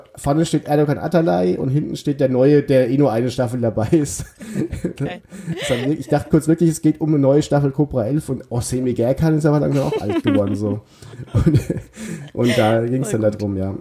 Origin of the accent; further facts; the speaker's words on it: Bavarian Odenwald, Germany; Ich komme auch aus dem Odenwald, aber aus dem bayerischen Odenwald